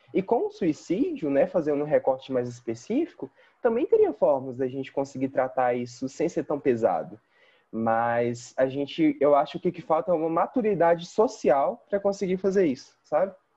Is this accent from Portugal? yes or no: no; Belo Horizonte, Minas Gerais, Brazil; Eu sou daqui de Belo Horizonte mesmo